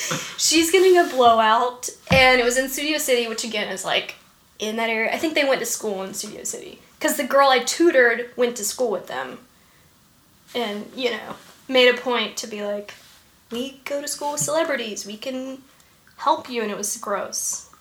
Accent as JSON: {"language": "English", "town": "Macon", "region": "Georgia", "country": "United States", "tie": "born or raised there", "said": "I went to college in Atlanta. And then, I was born in Macon. And then, went to Georgia Tech."}